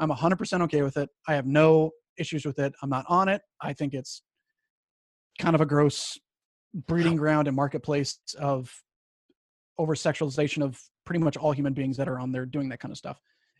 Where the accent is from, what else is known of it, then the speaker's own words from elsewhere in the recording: Colorado Springs, Colorado, United States; I was born in Colorado Springs, or I was raised in Colorado Springs.